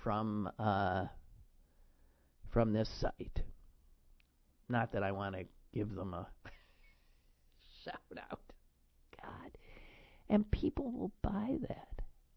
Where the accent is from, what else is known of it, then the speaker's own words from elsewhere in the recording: Wisconsin, United States; now in Pennsylvania, United States; my home state of Wisconsin